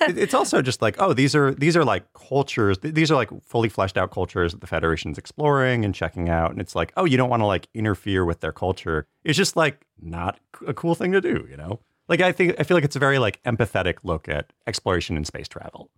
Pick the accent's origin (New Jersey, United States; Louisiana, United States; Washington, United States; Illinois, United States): Washington, United States; Cowlitz; I'm Native American and enrolled Cowlitz